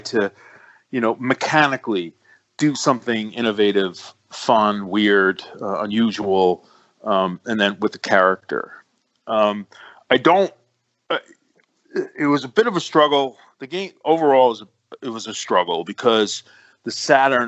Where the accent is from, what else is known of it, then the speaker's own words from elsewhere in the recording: New York City, New York, United States; I'm from the Bronx, and I got this whole New York thing.